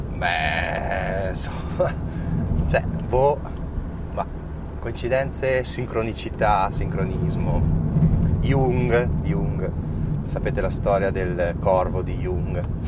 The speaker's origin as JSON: {"language": "Italian", "town": "Trento", "region": "Trentino-Alto Adige", "country": "Italy", "said": "siamo di Trento"}